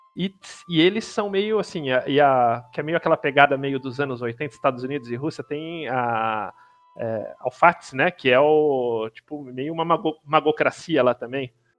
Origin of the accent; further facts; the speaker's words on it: Brazil; nosso como brasileiro aqui